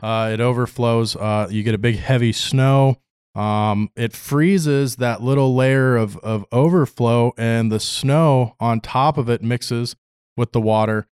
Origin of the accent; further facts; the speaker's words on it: Palatine, Illinois, United States; now in Fairbanks, United States; a little suburb called Palatine